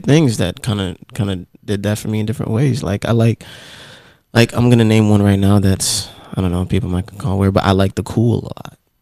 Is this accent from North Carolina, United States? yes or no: yes; Raleigh, North Carolina, United States; also born or lived in Jamaica; I'm originally Jamaica, but I would say Raleigh, yes. So I moved. I moved what, here in '99. I moved here in '99 from uh, Jamaica when I was a child. I was mm-hmm. eight years old